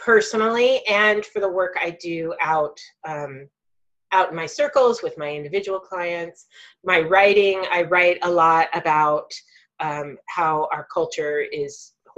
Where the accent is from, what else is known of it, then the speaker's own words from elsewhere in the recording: United States; as a white person growing up in the United States